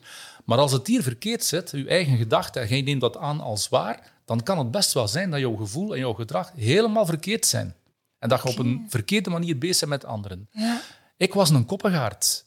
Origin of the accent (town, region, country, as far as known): Flanders, Belgium